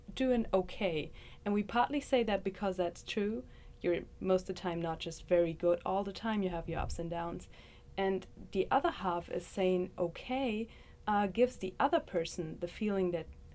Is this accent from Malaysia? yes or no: no; Germany; moved away as an adult; also born or lived in Leipzig, Germany; now in Athens, United States; I'm from Germany. I'm a student from the University of Leipzig